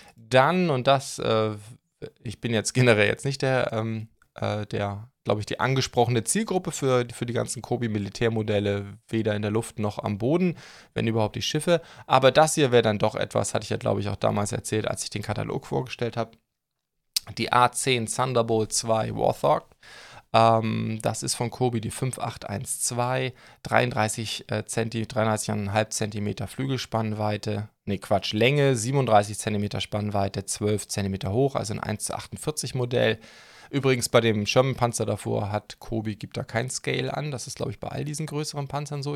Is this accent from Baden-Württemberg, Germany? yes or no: no; Schleswig-Holstein, Germany; moved away; also born or lived in Stuttgart; ich bin ja Outsider, ihr wisst ja, ich komme eigentlich aus Schleswig-Holstein